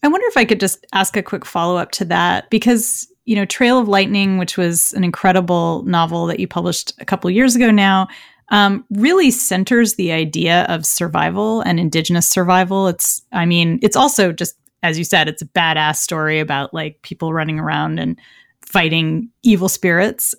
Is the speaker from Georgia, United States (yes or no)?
no; San Francisco, California, United States; my hometown of San Francisco